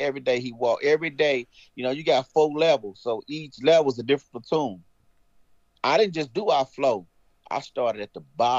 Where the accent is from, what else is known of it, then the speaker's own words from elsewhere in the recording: Missouri, United States; I'm from Missouri. I lived an hour away from Fort Lindenwood at that time.